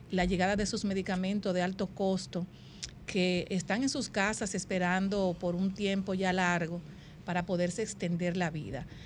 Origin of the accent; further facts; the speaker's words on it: Dominican Republic; un tema que de verdad le ha llegado al alma a cada uno de nosotros como madres, como dominicanos y dominicanas.